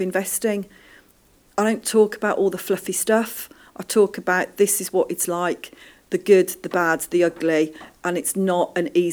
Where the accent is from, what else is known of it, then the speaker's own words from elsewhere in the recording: Birmingham, West Midlands, United Kingdom; Birmingham now, I am so happy, is my hometown.